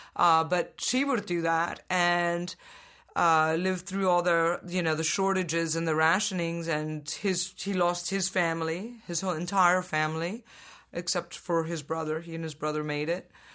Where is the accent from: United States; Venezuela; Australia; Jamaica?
Venezuela; I was born in Venezuela